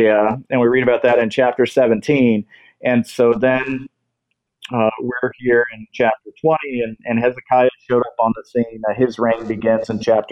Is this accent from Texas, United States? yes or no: yes; Texas, United States; moved away; I'm recently back here in Texas. That is my home state